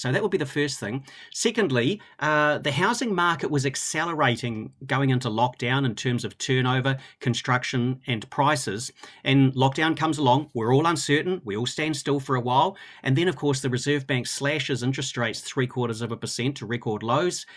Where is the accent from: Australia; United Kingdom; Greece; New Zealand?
New Zealand; Christchurch, Canterbury; I grew up in Christchurch